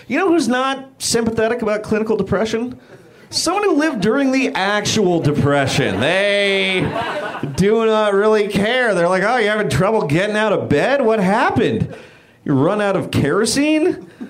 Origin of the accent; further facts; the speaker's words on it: Bay Area, California, United States; now in Los Angeles, United States; I'm from the Bay Area